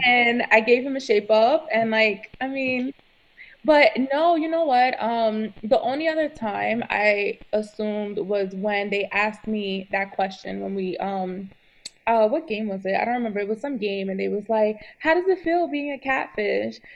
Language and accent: English; New York City, New York, United States; I'm from New York City